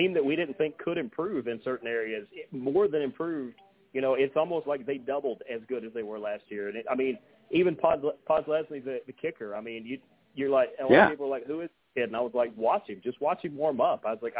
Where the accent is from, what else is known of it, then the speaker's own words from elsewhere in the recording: Dallas, Georgia, United States; I see how many people are from Paulding County because my hometown is Dallas. I live about 20 minutes away from it now, but I immediately look for the people from Dallas, from Hiram, from anywhere close